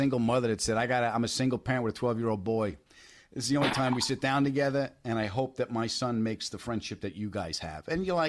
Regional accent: Detroit, Michigan, United States; I'm from Detroit.

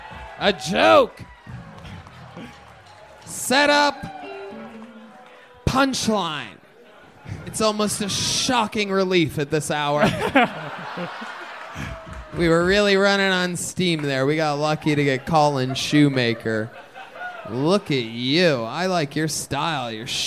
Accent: Massachusetts, United States; I'm just visiting from Massachusetts. It's good to be here.

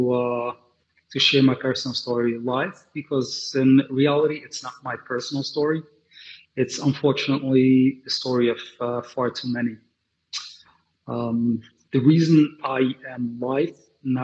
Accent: New York City, New York, United States; also born or lived in London; I grew up in Brooklyn, like I said before, and Williamsburg, to be specific. I'm a Willy boy, in a very Hasidic family

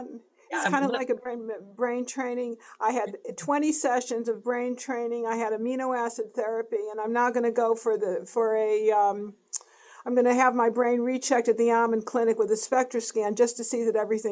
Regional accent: East Coast, United States; moved away; I'm from the East Coast.

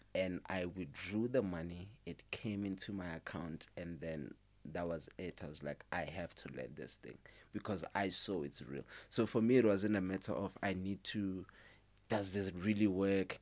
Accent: Limpopo, South Africa; moved away; I'm originally from Limpopo.

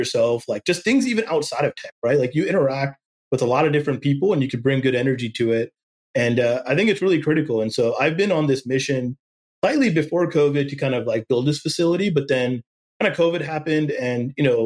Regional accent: Silicon Valley, California, United States; even growing up in Silicon Valley, you didn't immediately have like a network. Like, I don't know, like a bunch of VCs just from growing up here

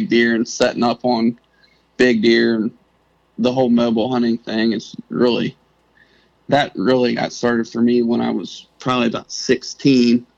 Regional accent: Southern Ohio, United States; I'm 25. I'm from Southern Ohio

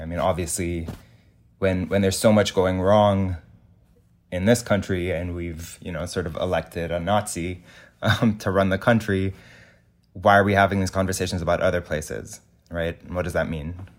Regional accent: Lebanon; moved away; growing up in Lebanon

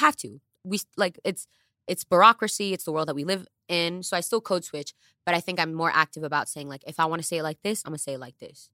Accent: New York City, New York, United States; English is a second language; English is my second language and I come from the Bronx

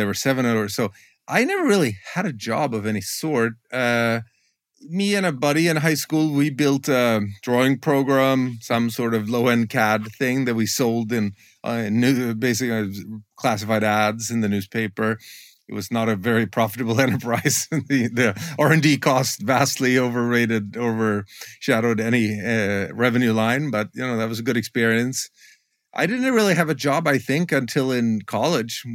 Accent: Gothenburg, Västra Götaland, Sweden; I grew up in this city called Gothenburg or Göteborg

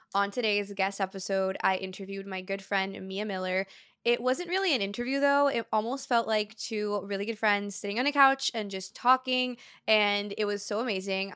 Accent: Brazil; born or raised there; moved away

